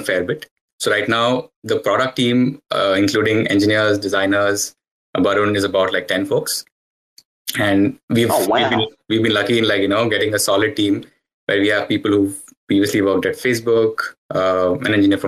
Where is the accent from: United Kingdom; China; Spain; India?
India; now in Canada; born and raised in India, but currently based out of Canada